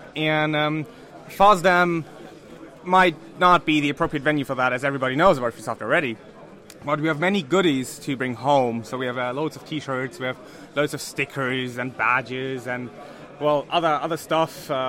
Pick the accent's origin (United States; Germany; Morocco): Germany; North Germany; I'm from Germany, from the lovely north of Germany.